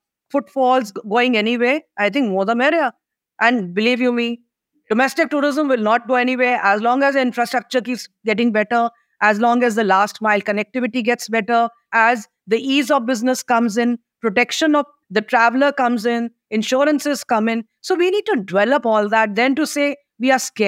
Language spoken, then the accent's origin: English; India; I, as an Indian